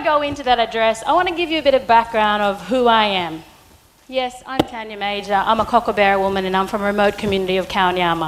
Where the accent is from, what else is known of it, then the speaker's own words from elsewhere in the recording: Cape York, Queensland, Australia; I'm from the bush. I'm from Cape York.